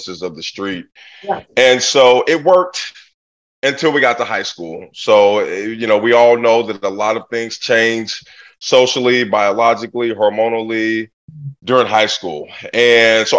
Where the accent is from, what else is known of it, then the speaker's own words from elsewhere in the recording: Portland, Oregon, United States; I grew up in Portland, Oregon in the 80s